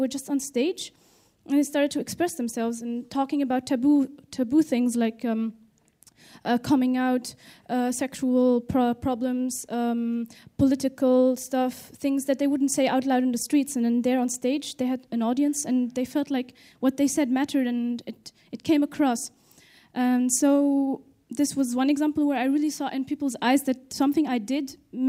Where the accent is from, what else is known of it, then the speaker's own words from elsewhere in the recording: Tunisia; English is a second language; I'm from Tunisia.